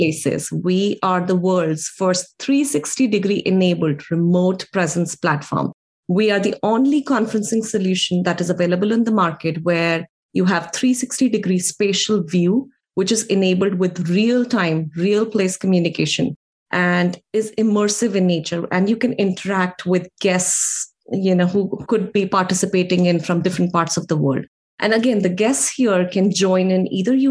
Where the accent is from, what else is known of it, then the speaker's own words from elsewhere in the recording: India; now in United States; I am an Indian origin immigrant living and working here in the US